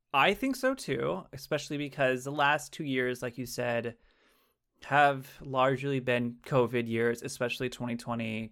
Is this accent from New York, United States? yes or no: no; California, United States; I am from the West Coast, uh, California, the greatest state in the nation